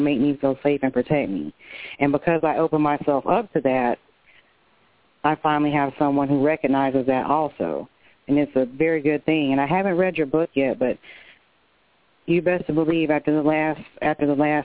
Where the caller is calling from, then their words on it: Tallahassee, Florida, United States; I'm calling from Florida, Tallahassee